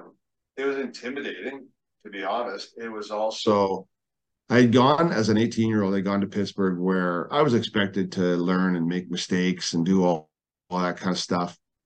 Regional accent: Burnaby, British Columbia, Canada; moved away as an adult; also born or lived in St. Albert, Alberta; now in Edmonton, Canada; when I was growing up in Burnaby

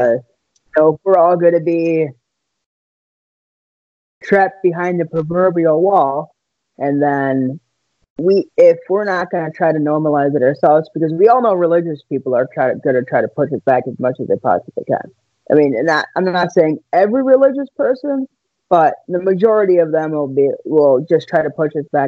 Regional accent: Wisconsin, United States; I am from Wisconsin

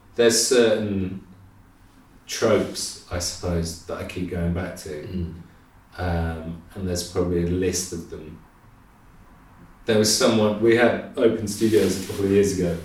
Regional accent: Midlands, United Kingdom; moved away as an adult; also born or lived in Nottingham / Cheltenham; now in London, United Kingdom; My parents are from, well, my mum's from London, my dad's from Reading, but I grew up in the Midlands

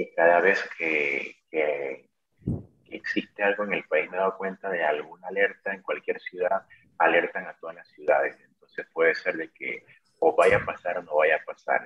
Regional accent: Panama; moved away as an adult; also born or lived in Ukraine; now in Lviv, Ukraine; yo soy empresario panameño

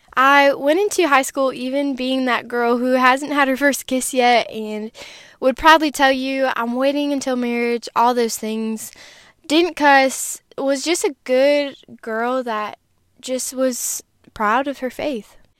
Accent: Wisconsin, United States; I grew up in Wisconsin in a Christian family

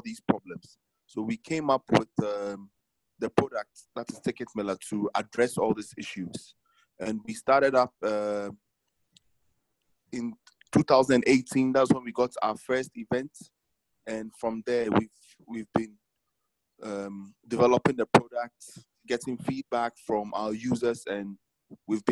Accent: Ghana; I'm from Ghana.

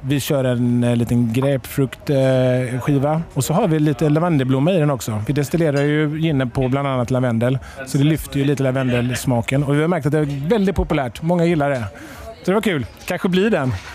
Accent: Halland County, Sweden; now in Malmö, Sweden; Jag och Per vi kommer från norra Halland. Vi bor nere i Skåne båda två.

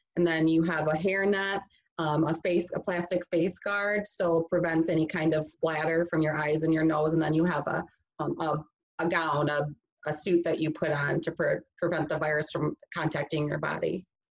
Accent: Grand Rapids, Michigan, United States; I am from Michigan originally, from the west side of the state, so Grand Rapids area

